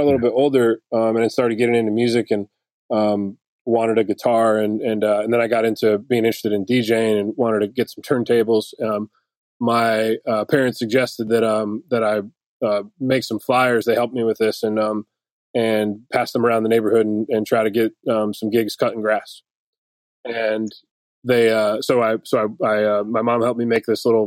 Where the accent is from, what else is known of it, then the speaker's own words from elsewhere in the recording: Detroit, Michigan, United States; now in Nashville, United States; I grew up in Detroit